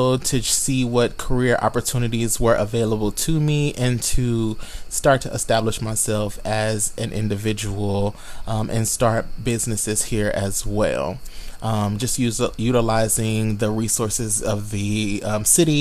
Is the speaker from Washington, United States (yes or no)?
no; Tulsa, Oklahoma, United States; moved away as an adult; now in Chicago, United States; I am from Tulsa, Oklahoma, and I have been translocated from Oklahoma to the Chicagoland area.